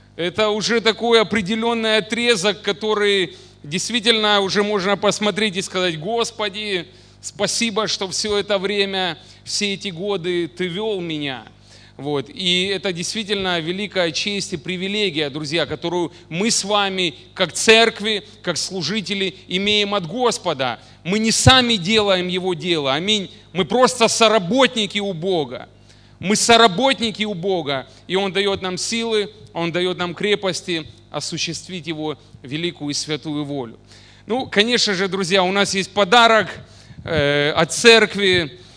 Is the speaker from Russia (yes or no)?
no; Mariupol, Donetsk Oblast, Ukraine; now in Oleksandriia, Ukraine; я родился не в Александрии, да, в городе Мариуполе